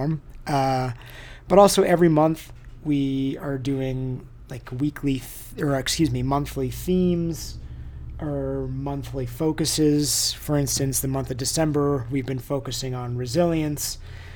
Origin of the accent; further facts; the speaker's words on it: United States; also born or lived in Southern California / New York; now in Boulder, United States; I grew up in Lake Tahoe.